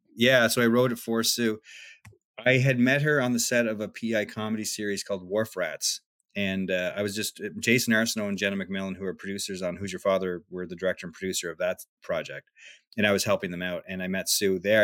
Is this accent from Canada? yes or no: yes; West Covehead, Prince Edward Island, Canada; where I grew up in West Cove Head